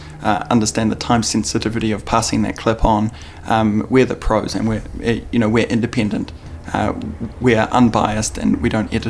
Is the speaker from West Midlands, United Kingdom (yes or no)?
no; London, United Kingdom; I'm fresh over from London. I'm here on holiday.